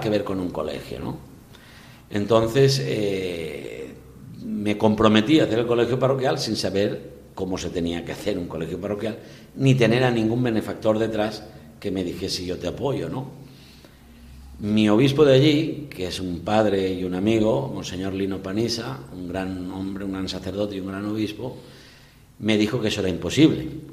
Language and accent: Spanish; Gata de Gorgos, Valencian Community, Spain; moved away as an adult; also born or lived in Barxeta / Ondara; now in Peru; soy de Gata de Gorgos, que es provincia de Alicante, pero diócesis de Valencia.